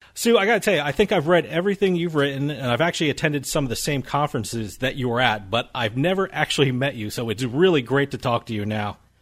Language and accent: English; New Jersey, United States; also born or lived in Massachusetts; I split my time between New Jersey, which is my home state, and I have an office in Massachusetts